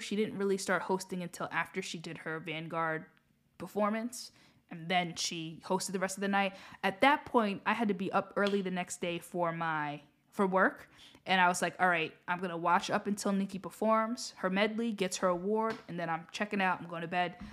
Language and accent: English; United States; I'm saying this as an American myself